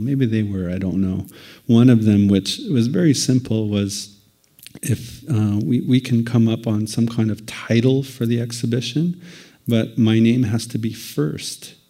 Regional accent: Moose Factory, Ontario, Canada; moved away; I grew up in northeastern Ontario

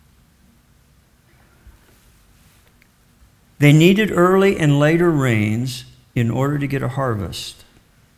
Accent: Kansas, United States; moved away; I was raised in the Midwest in Kansas

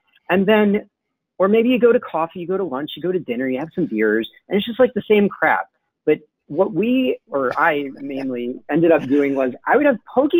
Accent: Brooklyn, New York, United States; So I'm originally from Brooklyn. I don't sound like it because I grew up in the suburbs where we're taught a nice non-regional dialect

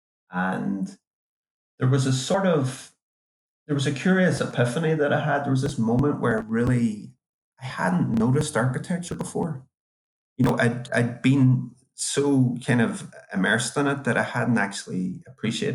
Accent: Derry, Northern Ireland, United Kingdom; I grew up in Derry during the Troubles there

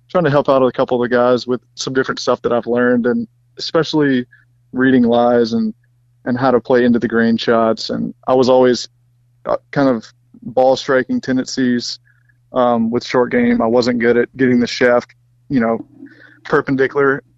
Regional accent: Mississippi, United States; I grew up in Mississippi

